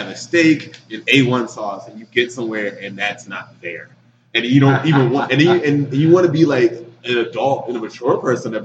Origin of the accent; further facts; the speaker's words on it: Maryland, United States; I'm from Maryland